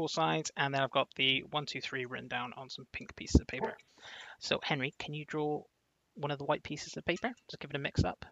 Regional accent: Plymouth, South West England, United Kingdom; I come from Plymouth

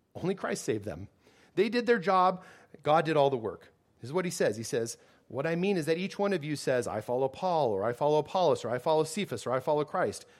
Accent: United States; as an American

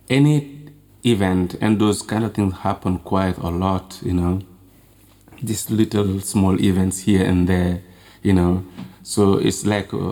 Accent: Kolda, Senegal; when I was growing up in Kolda

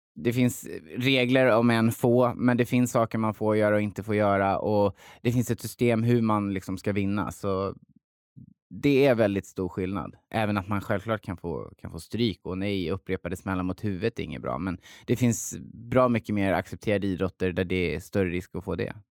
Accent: Hultsfred, Kalmar County, Sweden; jag är uppväxt i Hultsfred, en liten ort

